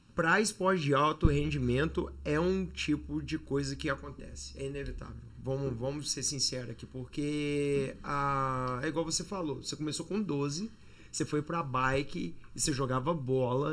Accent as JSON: {"language": "Portuguese", "town": "Juiz de Fora", "region": "Minas Gerais", "country": "Brazil", "tie": "born or raised there", "also_born_or_lived": "Barbacena", "moved": "as an adult", "lives_now": "United States", "said": "nasci em Juiz de Fora há 38 anos atrás"}